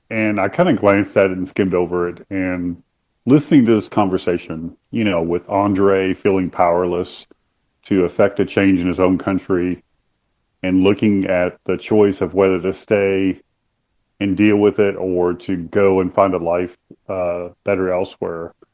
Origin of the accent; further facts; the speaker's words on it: United States; being an American.